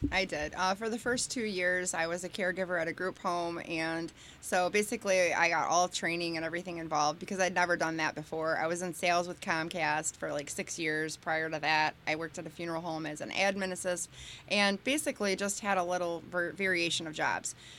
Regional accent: New Boston, Michigan, United States; also born or lived in Bronxville, New York; I grew up in New Boston, and it was great

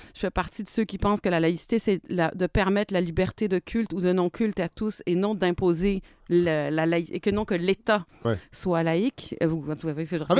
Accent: Quebec, Canada; moved away; also born or lived in France; j'ai été victime de racisme dans mon pays natal

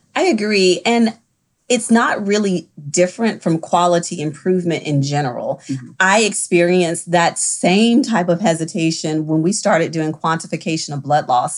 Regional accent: the South, United States; I also am from the South. I practice in the South. I grew up in the South

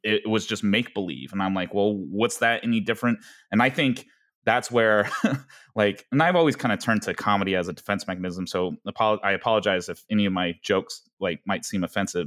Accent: Denver, Colorado, United States; also born or lived in Gwangju, South Korea; growing up in Denver, Colorado

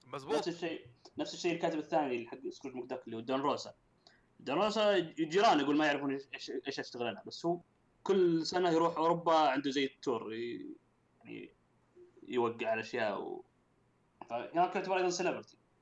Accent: Saudi Arabia; عندنا في السعوديه

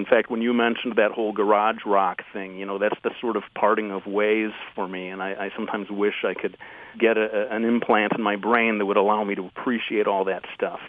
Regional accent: Detroit, Michigan, United States; Well, I fly the Motown flag as well. And you're right, I should be more proud of my native local sound.

